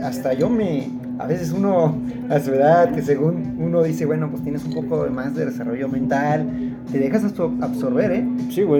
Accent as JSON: {"language": "Spanish", "town": "San Miguel de Allende", "region": "Guanajuato", "country": "Mexico", "tie": "born or raised there", "said": "yo que soy nativo de aquí"}